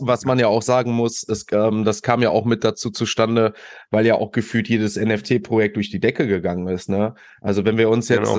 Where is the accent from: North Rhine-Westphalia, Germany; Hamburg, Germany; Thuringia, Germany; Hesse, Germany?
North Rhine-Westphalia, Germany; Düsseldorf; als Düsseldorfer